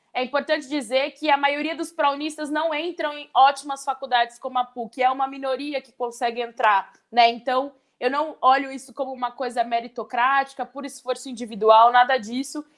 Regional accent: São Paulo, Brazil; eu cresci na periferia de Pirituba, na Zona Norte.

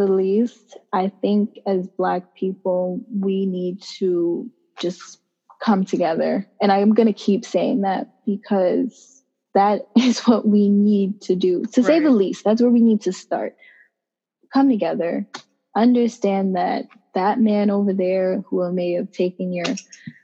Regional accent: New York City, New York, United States; I was raised in East Flatbush.

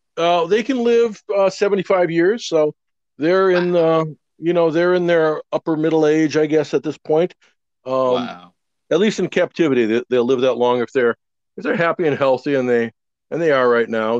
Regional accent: Wisconsin, United States; I'm from Wisconsin.

